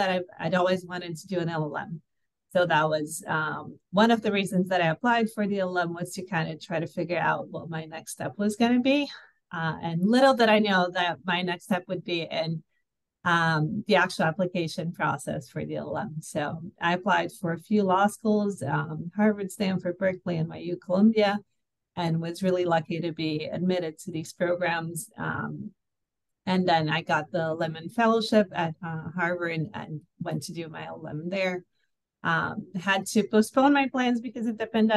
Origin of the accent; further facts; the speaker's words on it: Brazil; also born or lived in Rio de Janeiro; I'm from Brazil.